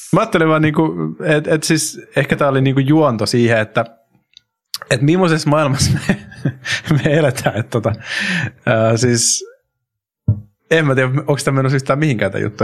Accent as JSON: {"language": "Finnish", "country": "Finland", "moved": "yes", "lives_now": "Spain", "said": "mä oon Suomesta"}